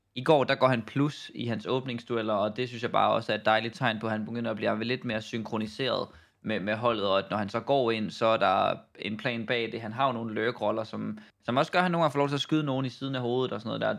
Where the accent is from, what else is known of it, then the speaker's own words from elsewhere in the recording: Denmark; som dansker